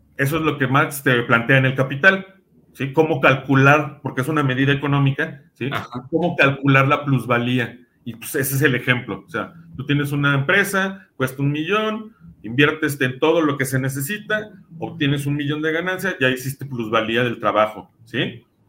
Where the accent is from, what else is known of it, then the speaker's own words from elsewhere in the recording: Mexico; nosotros como mexicanos